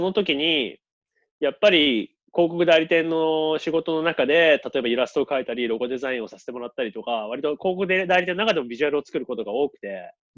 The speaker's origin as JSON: {"language": "Japanese", "region": "Toyama", "country": "Japan", "tie": "born or raised there", "also_born_or_lived": "Sydney, Australia", "moved": "as an adult", "lives_now": "Australia", "said": "僕は富山県出身なんですけど"}